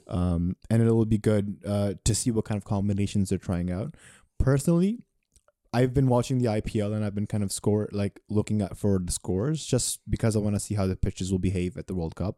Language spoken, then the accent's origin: English; Pakistan; As a Pakistani